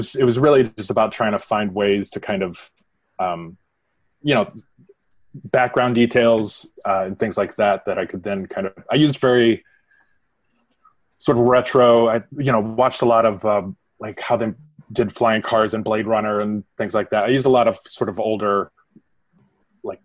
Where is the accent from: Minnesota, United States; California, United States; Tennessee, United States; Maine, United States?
Tennessee, United States; Nashville; I'm from Nashville, Tennessee